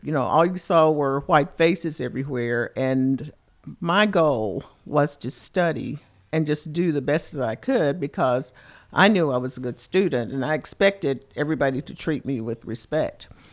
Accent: Lexington, Kentucky, United States; I am from Lexington, Kentucky

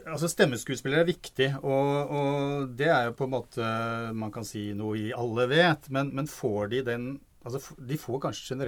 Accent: Trøndelag, Norway; ja vi er jo trøndere ja, begge trønder, to.

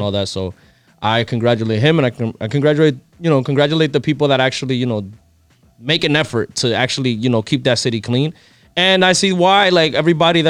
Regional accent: New York City, New York, United States; living in New York or about being a New Yorker

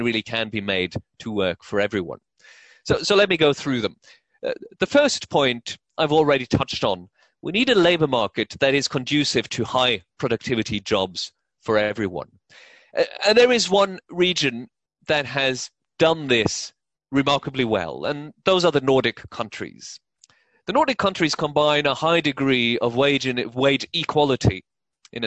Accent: Norway; moved away as an adult; also born or lived in New York; so I grew up in Norway, I lived in New York around the turn of the century

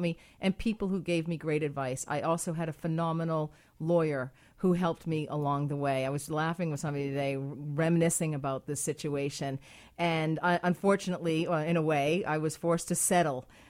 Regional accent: Ireland; now in Canada; I'm Irish

